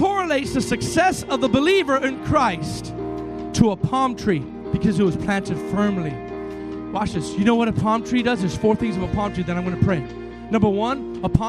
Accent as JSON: {"language": "English", "town": "Miami", "region": "Florida", "country": "United States", "tie": "born or raised there", "said": "my hometown, Miami"}